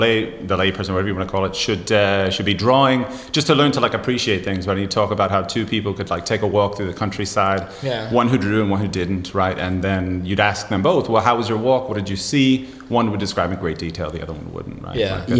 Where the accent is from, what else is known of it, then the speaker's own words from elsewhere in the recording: Miami, Florida, United States; No, I'm not from Jersey. I'm from Miami, Florida, originally.